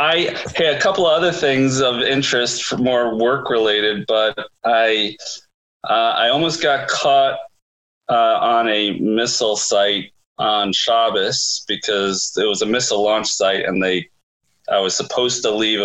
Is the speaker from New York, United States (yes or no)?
yes; Brooklyn, New York, United States; accent: Brooklyn; I went to school with all these kids from Teaneck and Queens who made fun of my Brooklyn accent.